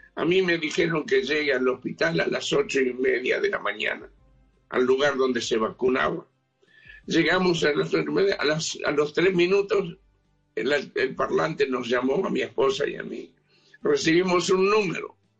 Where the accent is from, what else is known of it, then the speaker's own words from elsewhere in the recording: Uruguay; now in Israel; En el Uruguay, yo, yo soy uruguayo